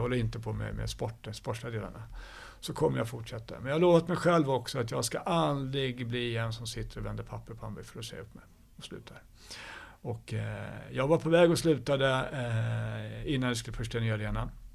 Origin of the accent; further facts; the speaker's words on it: Stockholm, Stockholm County, Sweden; jag är uppvuxen i Stockholm